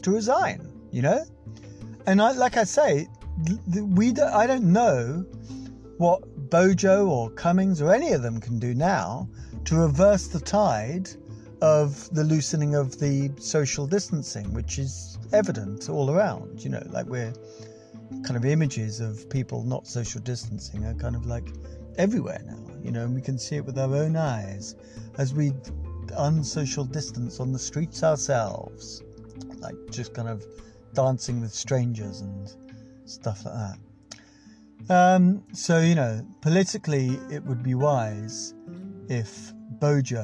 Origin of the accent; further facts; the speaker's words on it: England, United Kingdom; we are English.